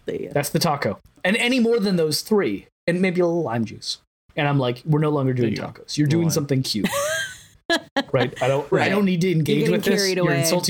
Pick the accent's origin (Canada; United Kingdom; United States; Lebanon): United States; Sausalito, California; Dear listener, … and I grew up in Sausalito.